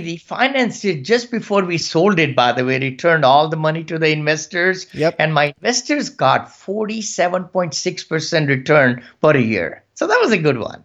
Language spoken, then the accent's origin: English; India; moved away as an adult; also born or lived in Gaithersburg, Maryland; now in United States; from India, and I came about 40 years back at with $7